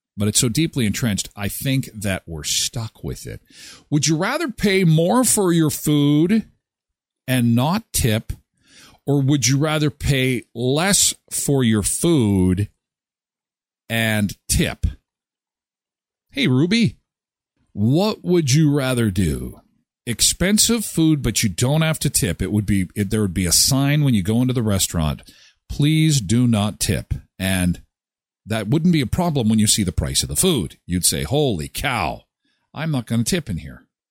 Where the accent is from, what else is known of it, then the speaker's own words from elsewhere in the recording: Canada; I'm from Canada